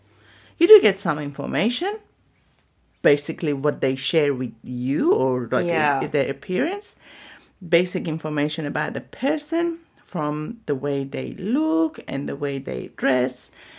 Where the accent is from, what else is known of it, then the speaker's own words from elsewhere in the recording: Iran; So I'm from Iran.